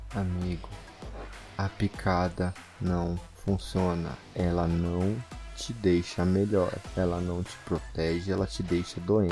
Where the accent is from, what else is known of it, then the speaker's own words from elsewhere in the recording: Brazil; nós somos do Brasil